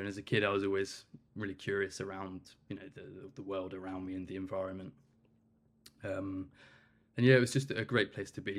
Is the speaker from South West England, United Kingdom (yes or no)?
yes; Cornwall, South West England, United Kingdom; I'm originally from Cornwall